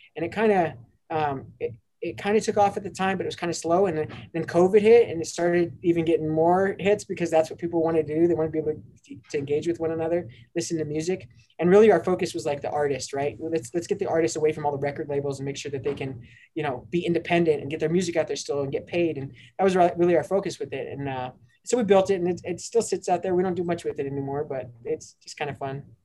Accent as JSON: {"language": "English", "town": "Denver", "region": "Colorado", "country": "United States", "tie": "born or raised there", "said": "grew up in North Denver, um, born and raised on, on, the playgrounds"}